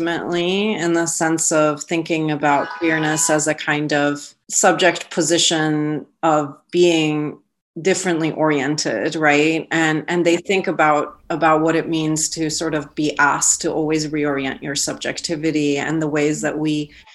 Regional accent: Iran; our communities in Iran

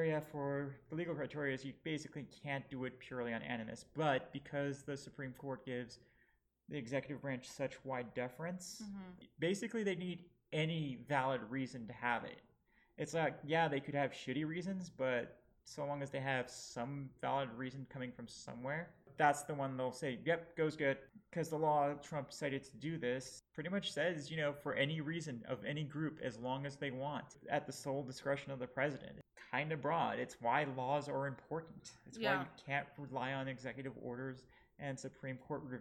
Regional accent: Lebanon; now in United States; I am bi, trans, and Lebanese

